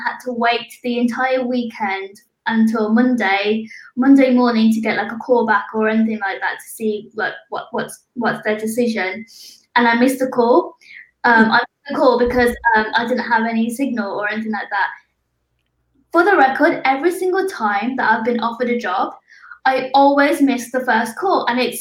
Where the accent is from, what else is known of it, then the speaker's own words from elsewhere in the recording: Birmingham, West Midlands, United Kingdom; moved away as an adult; now in London, United Kingdom; I moved to London 2 years ago. I'm actually from Birmingham.